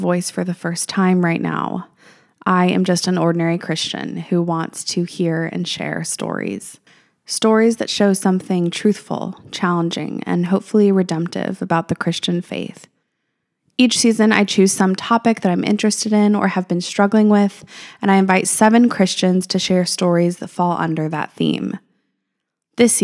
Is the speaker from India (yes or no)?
no; Albuquerque, New Mexico, United States; moved away as an adult; also born or lived in California / Hawaii / Marietta; I'm from Albuquerque, New Mexico, raised there